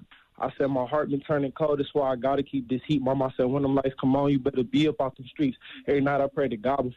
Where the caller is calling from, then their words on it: Detroit, Michigan, United States; I'm 20 off from Detroit.